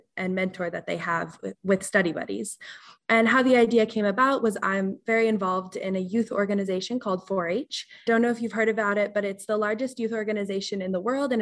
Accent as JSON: {"language": "English", "region": "Colorado", "country": "United States", "tie": "born or raised there", "moved": "as an adult", "lives_now": "Massachusetts, United States", "said": "I'm from Colorado. So it started in Colorado in the community that I grew up"}